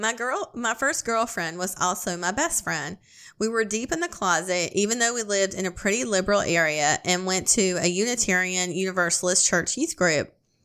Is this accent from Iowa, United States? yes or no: yes; Iowa, United States; I'm from Iowa, and he is from Oklahoma